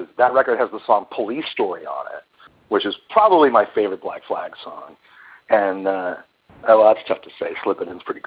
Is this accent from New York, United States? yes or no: yes; New York, United States; I was born in New York, so I grew up listening to WABC, which was the big top 40 AM station.